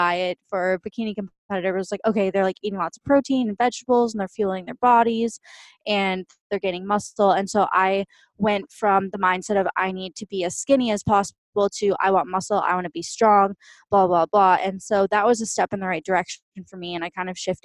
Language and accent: English; just outside of St. Paul, Minnesota, United States; now in Austin, United States; I currently live in Austin, Texas, but I grew up in just outside of St. Paul, Minnesota. So I'm a total Midwestern girl